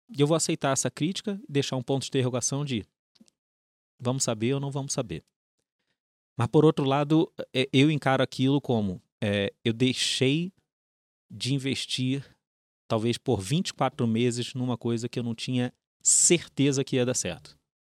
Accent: Rio de Janeiro, Brazil; accent: carioca; acho que dá para pegar pelo sotaque. É, uhum. Sou carioca, é, fui nascido, criado na Urca, filho de militares

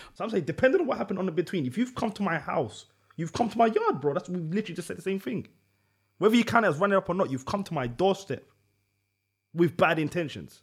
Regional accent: London, United Kingdom; growing up in Tottenham, a street banger

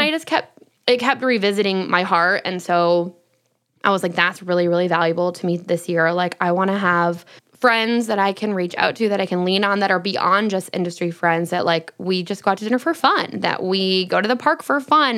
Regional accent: Michigan, United States; moved away as an adult; also born or lived in Los Angeles; growing up in Michigan

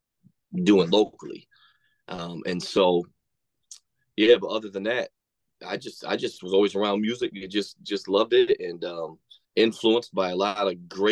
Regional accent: West Frankfort, Illinois, United States; also born or lived in Battle Creek, Michigan / Kentucky; I'm originally from Battle Creek, Michigan, but then when my parents divorced, we moved down to like West Frankfort, Illinois, but basically Kentucky

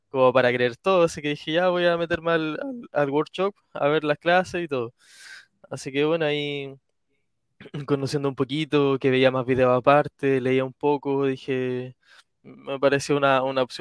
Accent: Talcahuano, Biobío, Chile; Soy de Talcahuano.

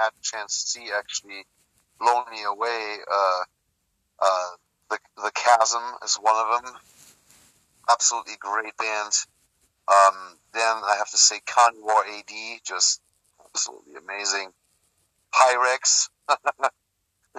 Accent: Germany; moved away as an adult; I was born and raised in Germany. I lived there until I was 23.

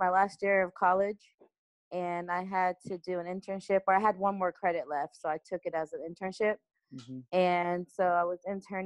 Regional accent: Dallas, Texas, United States; now in Los Angeles, United States; I was born in Dallas and I was raised in a little town called McKee, which is a suburb of Dallas, Texas

